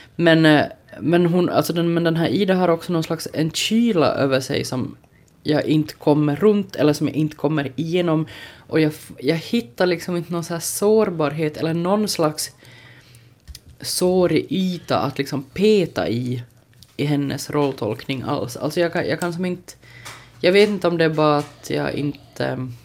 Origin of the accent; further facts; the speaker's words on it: Ostrobothnia, Finland; jag trots allt är en sån här osäker men stursk österbottning